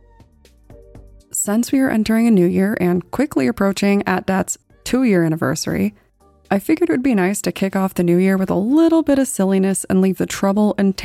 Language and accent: English; Colorado, United States; my home state of Colorado